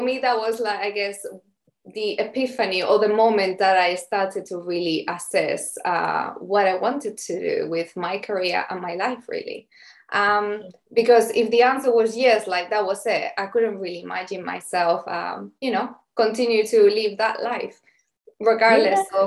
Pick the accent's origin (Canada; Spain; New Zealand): Spain; moved away as an adult; now in London, United Kingdom; I'm originally from Spain